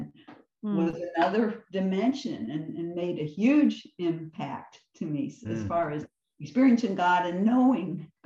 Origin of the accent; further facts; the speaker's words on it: Mishawaka, Indiana, United States; Northern Indiana, Mishawaka